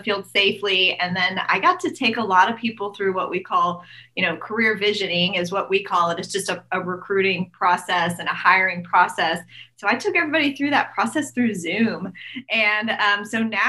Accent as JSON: {"language": "English", "town": "Tulsa", "region": "Oklahoma", "country": "United States", "said": "I am from Tulsa, Oklahoma"}